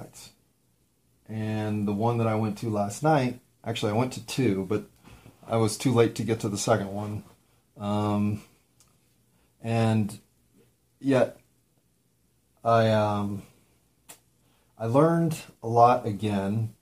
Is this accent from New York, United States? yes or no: no; Colorado, United States; I'm from Colorado.